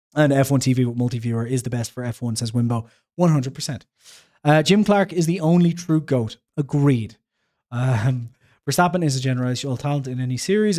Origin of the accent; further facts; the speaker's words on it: Ireland; I'm Irish